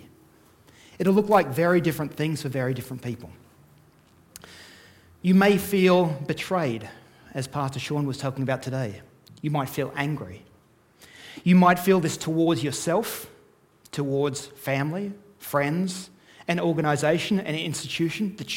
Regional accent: Australia; now in Canada; my accent is not Canadian. I am Australian and Canadian, hold both citizenship

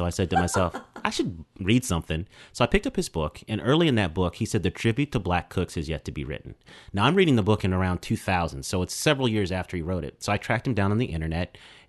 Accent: Denver, Colorado, United States; I know when people hear I'm from Denver, Colorado, I lose street cred. So let me bring you back. I've got two Southern parents. Okay. So my mom's from Chattanooga, Tennessee. My dad is from Helena, Arkansas. So I grew up eating soul food.

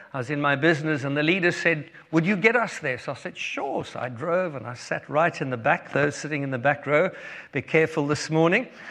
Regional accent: Cape Town, Western Cape, South Africa; moved away; we are from South Africa. Um, born in Cape Town, met Heather when I was 14 years old

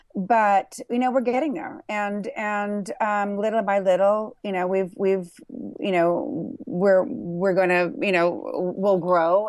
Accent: Burbank, California, United States; also born or lived in Thousand Oaks, California; I grew up in Burbank, California, in Thousand Oaks, California

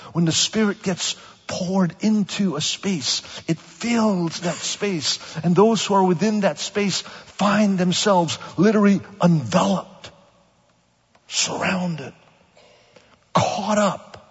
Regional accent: Kuala Lumpur, Malaysia; now in Pasadena, United States; I was born in Malaysia

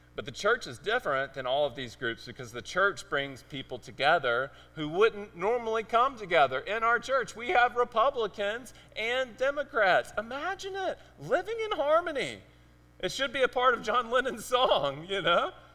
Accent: Mississippi Delta, United States; accent: Mississippiisms; moved away as an adult; also born or lived in Arizona / Memphis, Tennessee; now in Cambridge; I was born in Arizona. I lived in Memphis for several years, and then we moved down to rural Mississippi. And uh, we lived in the Mississippi Delta

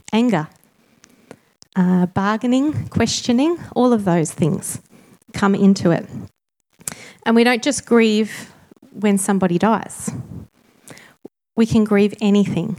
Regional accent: Tasmania, Australia; moved away; also born or lived in Sydney; I'm Tasmanian born, but I moved back about 4 years ago

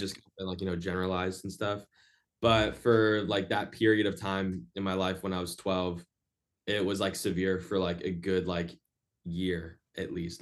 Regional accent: Orlando, Florida, United States; moved away as an adult; now in Boston, United States; I'm in Boston right now, uh, but my hometown is Orlando, Florida.

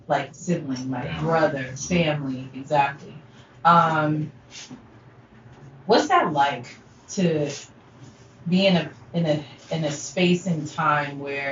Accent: Ohio, United States; born or raised there; also born or lived in Brooklyn

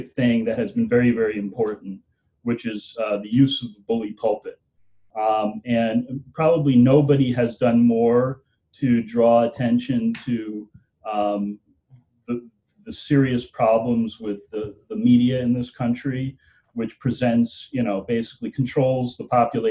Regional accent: United States; as an American citizen

